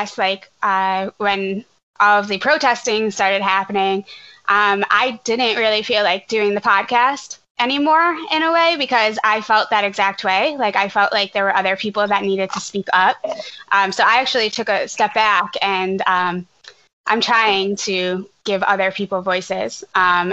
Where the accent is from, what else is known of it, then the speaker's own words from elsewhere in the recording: Scranton, Pennsylvania, United States; being from Scranton